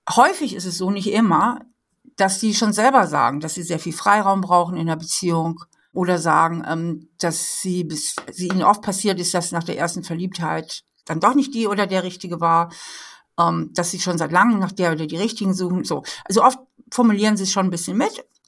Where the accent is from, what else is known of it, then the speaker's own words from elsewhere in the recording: Hamburg, Germany; moved away as an adult; now in Trier, Germany; Ich bin äh, aufgewachsen in Hamburg, bin dann zum Studieren hier nach Trier in die Mosel gekommen und finde das hier so schön, dass ich hier geblieben bin